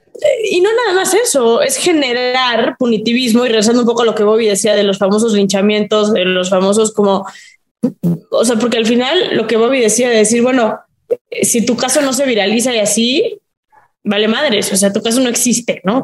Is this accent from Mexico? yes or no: yes; Mexico; en mi país